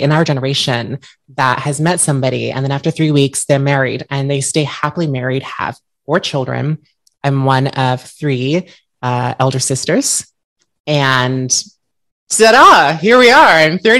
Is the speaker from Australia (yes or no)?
yes; Perth, Western Australia, Australia; also born or lived in United States; So I was born in Perth, Western Australia. I grew up between Australia and the United States because my father is American.